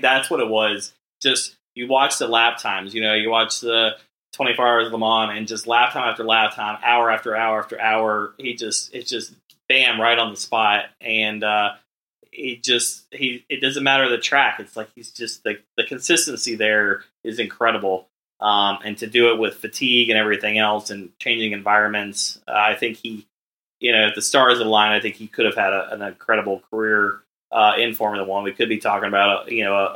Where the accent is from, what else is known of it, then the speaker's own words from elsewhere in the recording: United States; as an American